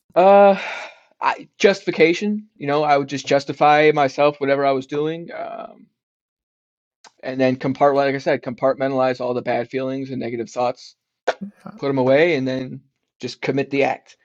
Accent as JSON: {"language": "English", "region": "South Florida", "country": "United States", "tie": "born or raised there", "also_born_or_lived": "Detroit, Michigan / South Carolina / New Jersey", "said": "I was born in Detroit, Michigan. Okay. And but but I grew up in South Florida"}